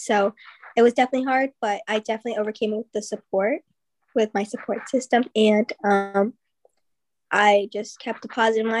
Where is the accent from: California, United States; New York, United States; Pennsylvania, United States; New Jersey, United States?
New Jersey, United States; now in Ohio, United States; New Jersey.